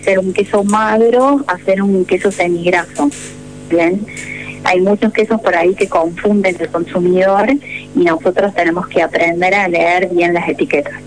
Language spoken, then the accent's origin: Spanish; Córdoba, Argentina; moved away; soy, soy de Córdoba.